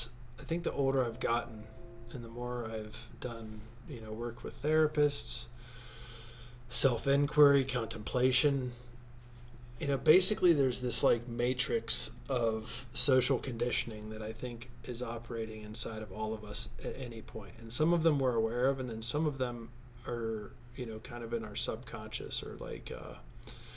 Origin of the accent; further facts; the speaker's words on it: United States; I'm an American.